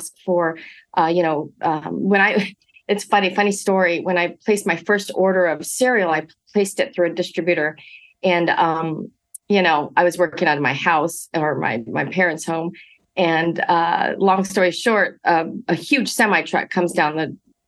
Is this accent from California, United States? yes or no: yes; Monterey Park, California, United States; I grew up in Monterey Park, first generation college to attend USC, in my family